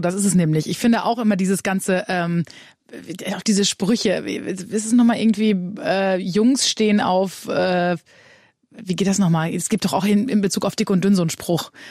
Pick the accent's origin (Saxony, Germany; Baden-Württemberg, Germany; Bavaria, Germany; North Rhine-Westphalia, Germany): North Rhine-Westphalia, Germany; Münsterland; Wir kommen ja beide aus dem Münsterland